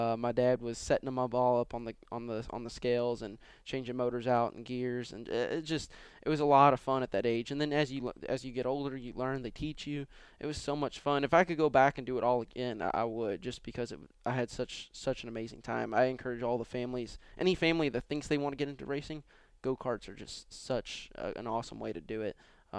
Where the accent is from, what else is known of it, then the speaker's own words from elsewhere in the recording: Louisville, Kentucky, United States; Yeah, growing up it was.